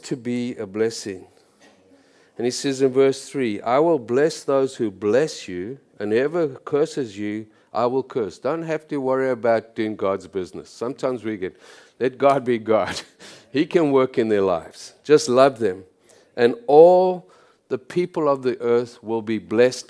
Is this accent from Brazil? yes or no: no; South Africa; moved away as an adult; now in Canada; I'm from South Africa